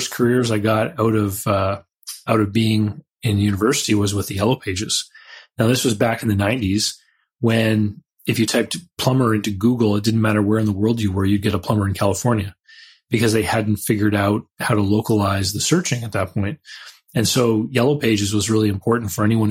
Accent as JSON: {"language": "English", "country": "Canada", "said": "I had all those childhood businesses like mowing people's lawns, and I'm from Canada"}